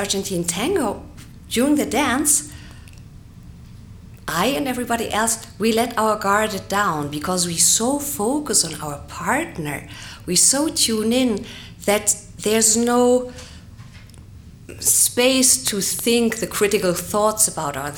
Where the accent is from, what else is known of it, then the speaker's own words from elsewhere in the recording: Germany; I'm from Germany